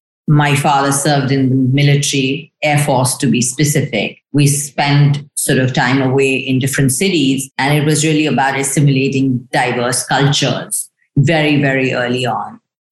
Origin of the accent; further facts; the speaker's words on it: Shillong, Meghalaya, India; also born or lived in Delhi; While I was born in Delhi, my formative years at sort of schooling were in a place called Shillong. It's in a state called Meghalaya in the northeast of India.